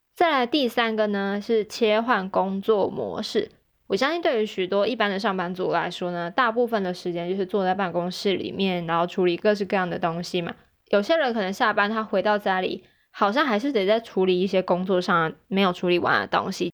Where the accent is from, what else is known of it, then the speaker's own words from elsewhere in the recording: Taichung, Taiwan; moved away as an adult; 有的时候回台中的时候